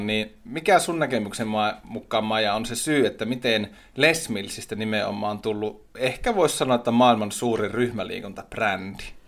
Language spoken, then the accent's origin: Finnish; Tornio, Lapland, Finland; Olen sieltä, juureni ovat siellä.